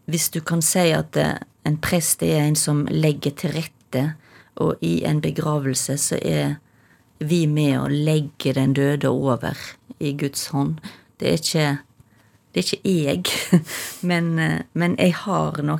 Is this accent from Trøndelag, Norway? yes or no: no; Stord, Vestland, Norway; accent: Stord dialect; Det løye er jo at mamma og pappa er ikke for Stord, men jeg, jeg, begynner å snakke Jeg tror jeg har begynt å snakke tjukkere og tjukkere storamål til lenger